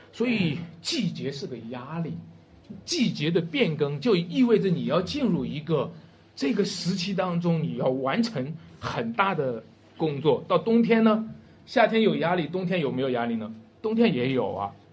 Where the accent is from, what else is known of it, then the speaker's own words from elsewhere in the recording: Wenshui, Shanxi, China; 文水啊是我家乡